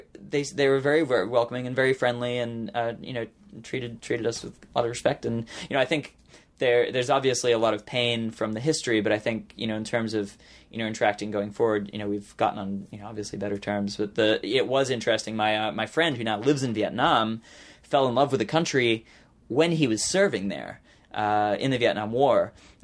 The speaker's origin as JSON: {"language": "English", "country": "Australia", "tie": "born there", "said": "I'm very thankful that I was born in Australia and have that Australian citizenship"}